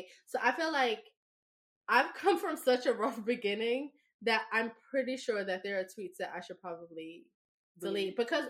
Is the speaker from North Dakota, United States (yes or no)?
no; New York, United States; I mean, being a New Yorker, it was part of our